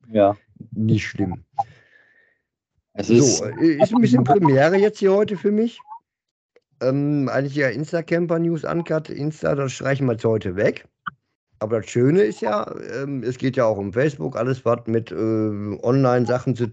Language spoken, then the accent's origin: German; Bochum, North Rhine-Westphalia, Germany; bin ein Bochumer durch und durch, das stimmt schon.